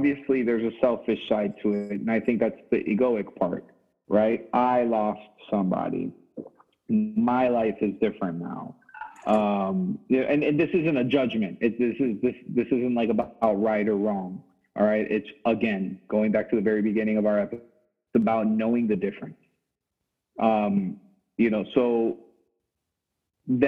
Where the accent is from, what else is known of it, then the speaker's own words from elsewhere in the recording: Miami, Florida, United States; me living in Miami and growing up in Miami